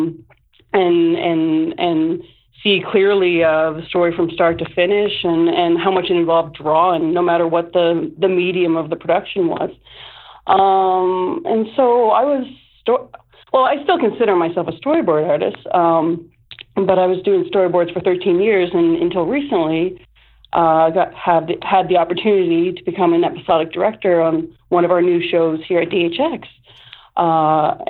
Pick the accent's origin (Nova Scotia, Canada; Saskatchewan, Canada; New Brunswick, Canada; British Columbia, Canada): New Brunswick, Canada; Moncton; I'm from Moncton, New Brunswick